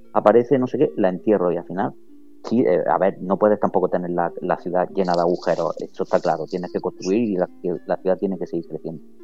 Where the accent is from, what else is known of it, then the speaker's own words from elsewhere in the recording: Almería, Andalusia, Spain; yo no soy de nadie, yo soy de Almería